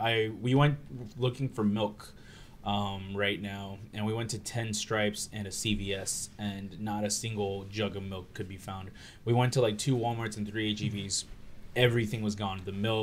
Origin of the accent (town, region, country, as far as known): Arkansas, United States; born or raised there